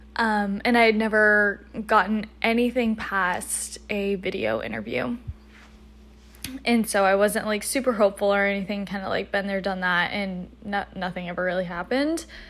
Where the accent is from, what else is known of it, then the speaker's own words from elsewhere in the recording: North Carolina, United States; moved away as an adult; now in Philadelphia, United States; I'm from the South, originally from North Carolina specifically.